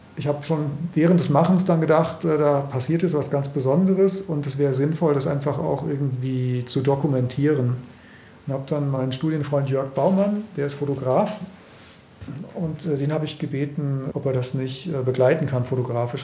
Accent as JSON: {"language": "German", "country": "Germany", "tie": "born or raised there", "moved": "yes", "said": "ich bin ja in der DDR aufgewachsen"}